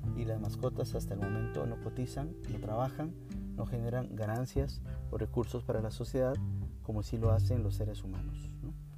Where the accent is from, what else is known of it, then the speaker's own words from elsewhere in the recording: Costa Rica; soy de Costa Rica